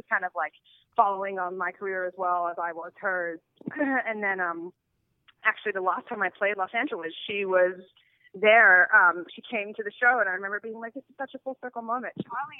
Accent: Australia; I don't know if I would classify myself as an Australian pop star, but I appreciate

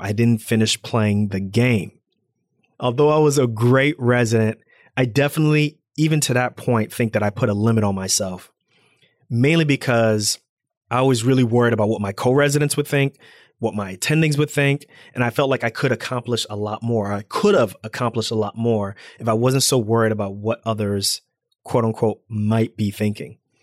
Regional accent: Irvington, New Jersey, United States; I'm African American. I'm from Irvington, New Jersey

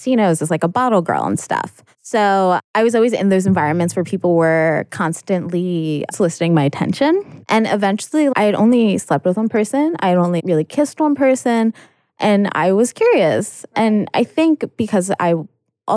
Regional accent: New York, United States; moved away; I'm from New York

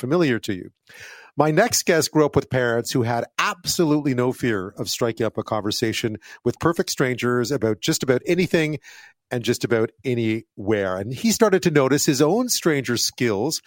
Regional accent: Montreal, Quebec, Canada; I grew up in Montreal

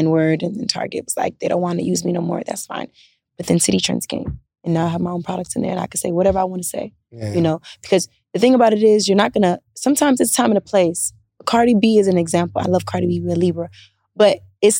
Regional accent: Miami, Florida, United States; moved away as an adult; also born or lived in Charlotte, North Carolina; now in Atlanta, United States; I grew up in Miami with Hispanics, and I was in that crowd of people in middle school

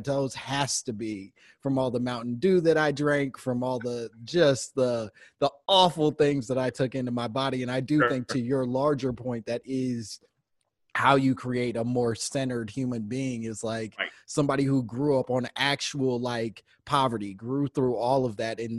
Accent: Chicago, Illinois, United States; I grew up in Chicago as well

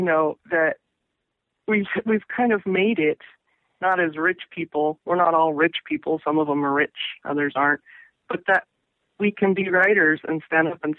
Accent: Pacific Northwest, United States; also born or lived in Massachusetts / New York / Florida / Ohio; I grew up in the Northwest, and I've always come back. And cumulatively, I've lived here the most number of years.

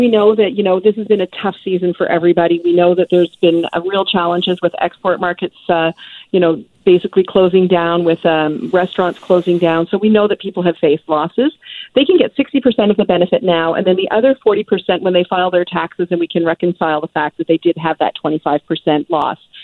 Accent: Nova Scotia, Canada; I'm actually from Nova Scotia, not Newfoundland and Labrador.

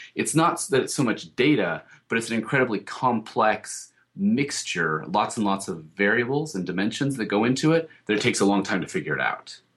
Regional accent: Colorado, United States; I grew up in Colorado

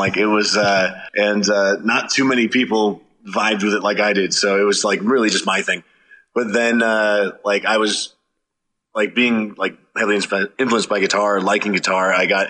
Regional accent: Reno, Nevada, United States; born or raised there; also born or lived in California

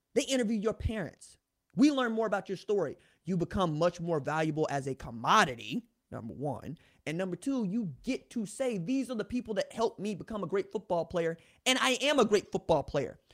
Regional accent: Tulsa, Oklahoma, United States; I'm a dude from Tulsa

